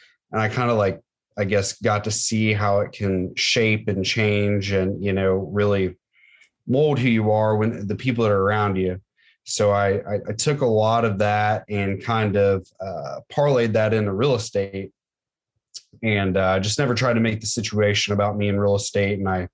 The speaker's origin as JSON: {"language": "English", "town": "Middletown", "region": "Ohio", "country": "United States", "tie": "born or raised there", "also_born_or_lived": "Franklin, Ohio", "said": "born and raised in Middletown"}